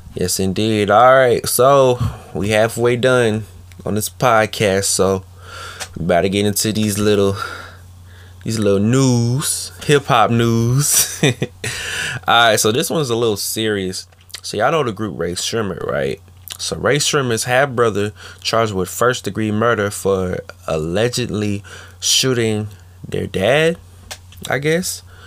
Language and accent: English; Washington, District of Columbia, United States; DC holding it down. Yes, indeed. That's my hometown